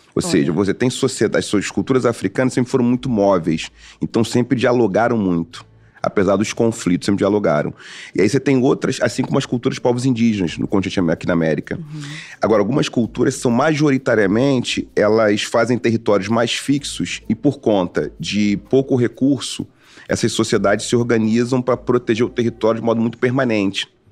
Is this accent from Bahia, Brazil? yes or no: no; Rio de Janeiro, Brazil; Eu nasci em Oswaldo Cruz, um bairro ali próximo de Madureira